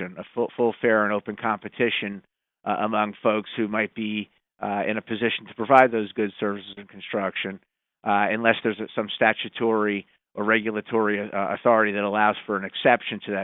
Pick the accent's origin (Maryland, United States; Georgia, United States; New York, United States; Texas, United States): Maryland, United States; Montgomery County; I'm from Montgomery County